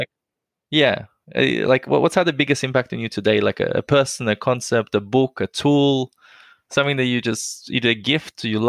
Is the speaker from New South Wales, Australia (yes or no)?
yes; Sydney, New South Wales, Australia; I'm from Sydney.